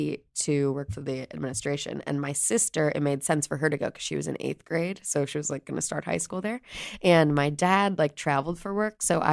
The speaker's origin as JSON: {"language": "English", "town": "Chicago", "region": "Illinois", "country": "United States", "said": "I'm from the South Side of Chicago."}